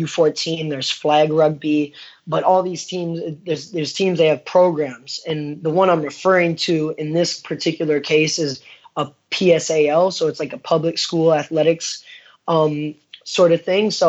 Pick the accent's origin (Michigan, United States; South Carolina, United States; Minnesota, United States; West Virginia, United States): Minnesota, United States; moved away as an adult; now in New York City, United States; I grew up in one in Minnesota